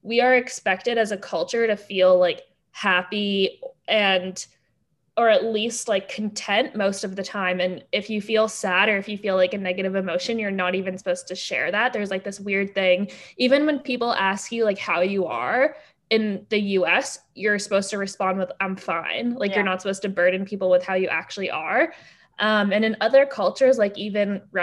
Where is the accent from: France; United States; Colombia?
France; moved away; I grew up in France